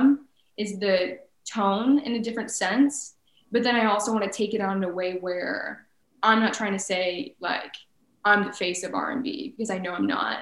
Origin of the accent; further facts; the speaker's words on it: Texas, United States; moved away as an adult; now in Chicago, United States; Growing up in Texas, the education system, at least in high school, is very much so cliquey